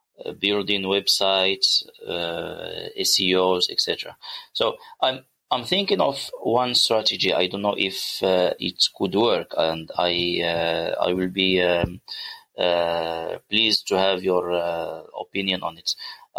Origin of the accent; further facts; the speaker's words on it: Morocco; from Morocco. Actually, I am new to internet marketing.